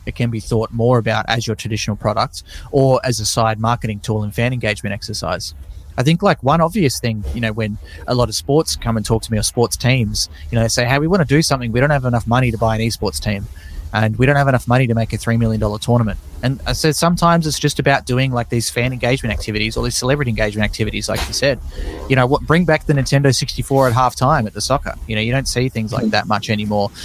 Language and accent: English; Tasmania, Australia; born or raised there